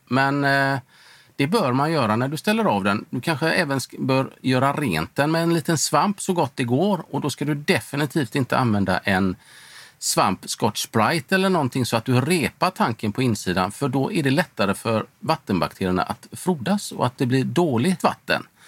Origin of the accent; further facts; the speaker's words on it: Sweden; Hemma i Sverige